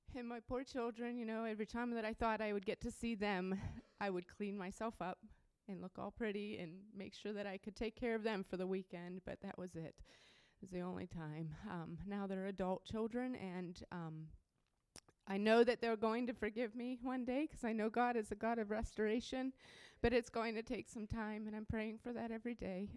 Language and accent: English; Pittsburgh, Pennsylvania, United States; moved away; also born or lived in Ohio; I'm from around Pittsburgh, Pennsylvania, actually. Um, I just moved from Ohio, but um, I grew up in Pittsburgh.